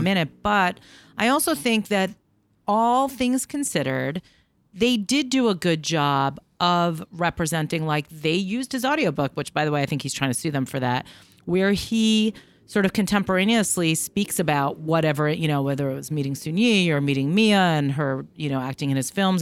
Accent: New York, United States; I'm from New York. I'm Jewish. I'm of a certain age. I grew up, you know, we were, like, Upper West Side adjacent

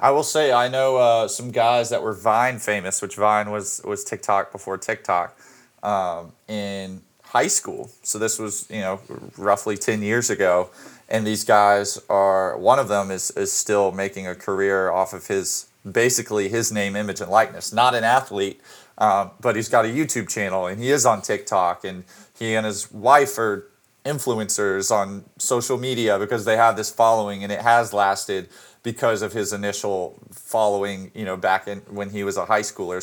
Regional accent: Birmingham, Alabama, United States; my hometown, uh, Birmingham, Alabama

